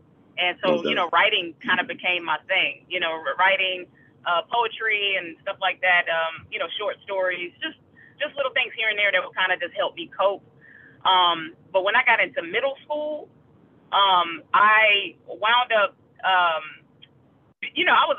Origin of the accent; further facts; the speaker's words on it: Raleigh, North Carolina, United States; I'm originally from North Carolina, Raleigh, North Carolina